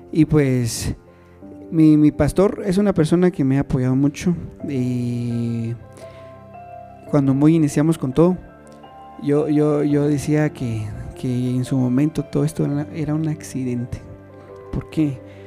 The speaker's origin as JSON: {"language": "Spanish", "town": "San Bartolo Aguas Calientes", "region": "Totonicapán", "country": "Guatemala", "tie": "born or raised there", "said": "Soy de, soy originario de Toto."}